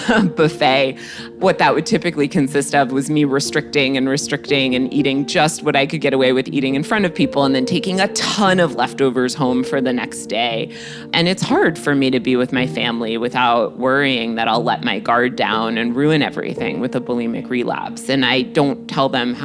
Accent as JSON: {"language": "English", "town": "Greenwich", "region": "Connecticut", "country": "United States", "tie": "born or raised there", "said": "my background growing up in Greenwich, Connecticut"}